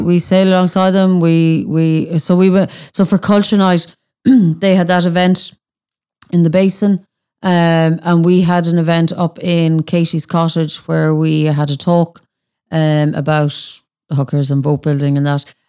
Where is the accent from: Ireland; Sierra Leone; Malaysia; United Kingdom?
Ireland; Annaghdown, Connacht; I'm from Annandale